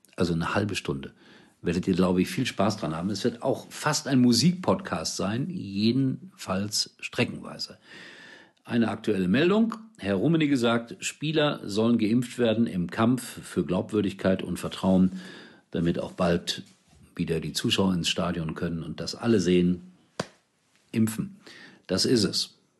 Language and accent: German; Gelsenkirchen, North Rhine-Westphalia, Germany; in meiner Heimat auf Schalke